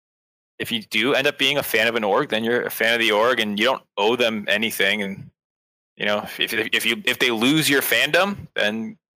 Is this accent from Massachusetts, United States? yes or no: yes; Boston, Massachusetts, United States; I grew up in Boston.